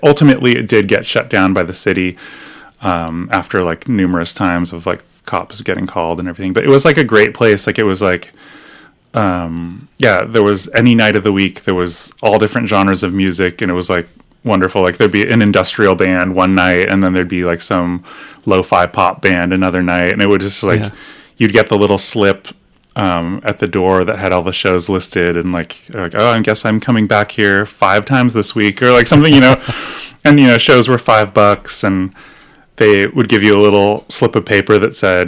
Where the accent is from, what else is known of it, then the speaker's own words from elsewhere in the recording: Torrance, California, United States; also born or lived in Olympia, Washington; now in Portland, United States; So the South Bay, near San Pedro and Torrance